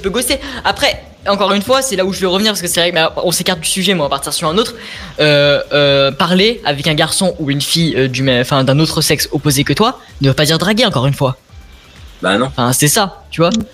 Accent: Lyon, Auvergne-Rhône-Alpes, France; je suis de Lyon

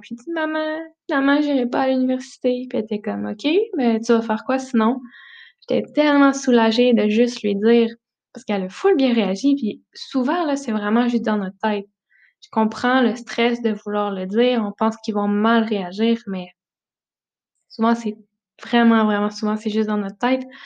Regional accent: Notre-Dame-du-Bon-Conseil, Quebec, Canada; moved away; Je suis née dans un petit village, le Notre-Dame-du-Bon-Conseil, euh, près de Romanville

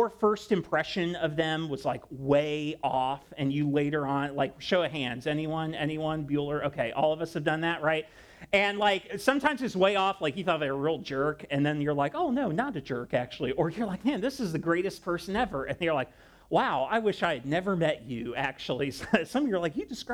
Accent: Ohio, United States; I grew up in Ohio

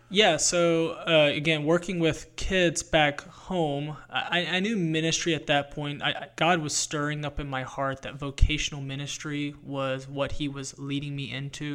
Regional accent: North Carolina, United States; I grew up in North Carolina

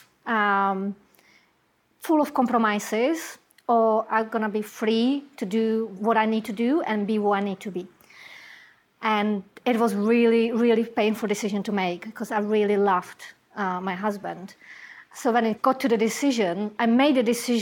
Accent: Czechia; English is a second language; moved away as an adult; I come from Czech Republic, and before I came to this country

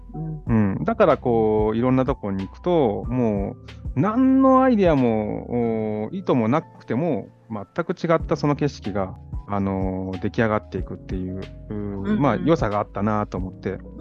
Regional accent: Gotsu, Shimane, Japan; moved away; also born or lived in New York, United States; この島根県江津市に帰ってきて

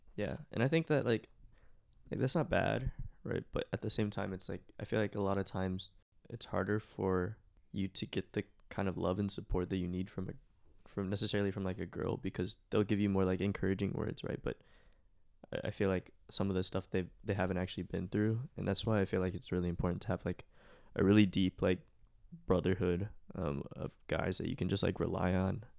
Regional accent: Plano, Texas, United States; I'm from Plano, Texas.

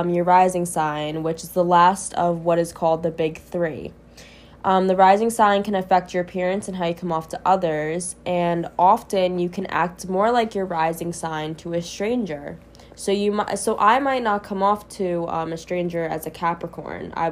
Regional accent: Long Island, New York, United States; I grew up on Long Island as well, which is actually where I met Shirai. We went to the same school.

